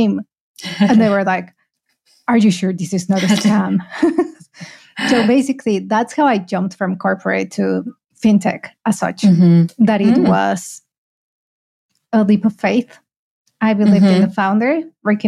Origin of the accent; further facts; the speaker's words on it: Mexico; moved away as an adult; also born or lived in United Kingdom; now in Malaysia; I'm originally from Mexico.